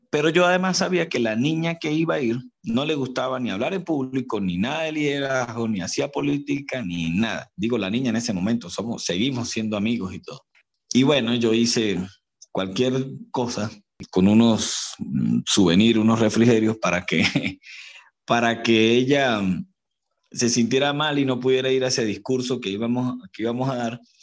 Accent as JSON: {"language": "Spanish", "region": "Barinas", "country": "Venezuela", "moved": "yes", "lives_now": "Mérida, Venezuela", "said": "Soy barinés, soy de Venezuela, de la ciudad de Barinas, del estado de Barinas, pero vivo en Mérida."}